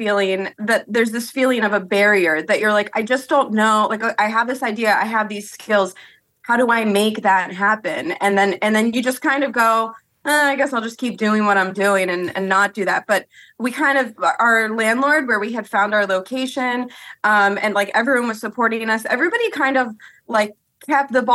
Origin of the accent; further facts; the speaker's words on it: Washington Crossing, Pennsylvania, United States; moved back to Bucks County where I'm from. I'm from Washington Crossing